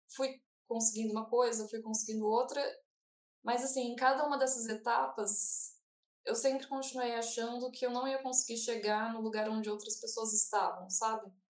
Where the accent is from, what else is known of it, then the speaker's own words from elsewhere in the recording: Brazil; eu sou brasileira